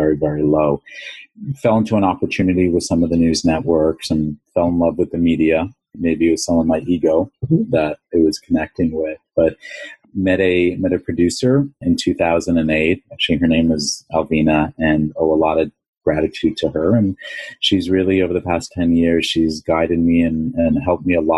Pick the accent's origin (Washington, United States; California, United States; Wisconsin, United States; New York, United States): New York, United States; New York City; My background, born and raised in Long Island and in New York City